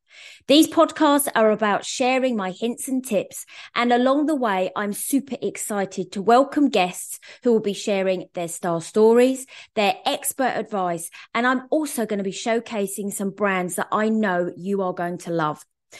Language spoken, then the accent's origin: English; southern England, United Kingdom; accent: southern; me, who's probably about as southern as I can get